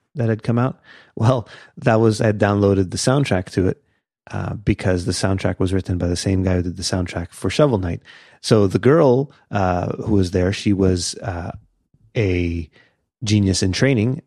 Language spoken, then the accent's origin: English; Canada; we're Canadian